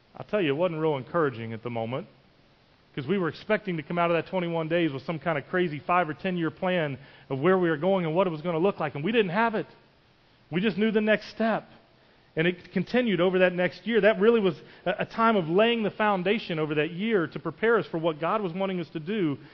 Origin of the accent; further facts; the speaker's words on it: West Virginia, United States; moved away; I'm kind of an old country guy. I came from West Virginia